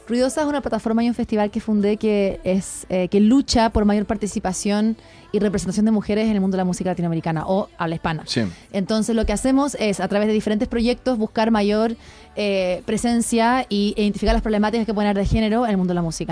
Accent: Chile; moved away as an adult; now in Mexico; soy de Chile

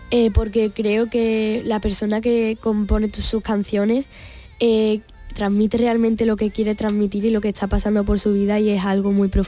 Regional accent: Arahal, Andalusia, Spain; De Araal.

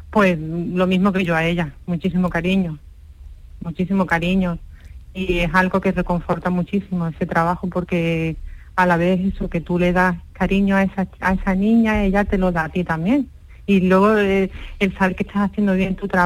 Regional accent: France; now in Seville, Spain; chicos, soy esa de Francia, pero sigo en Sevilla.

